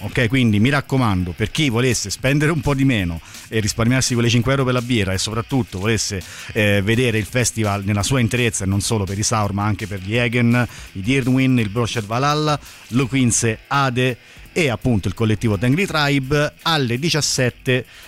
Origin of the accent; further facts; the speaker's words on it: Abruzzo, Italy; da abruzzese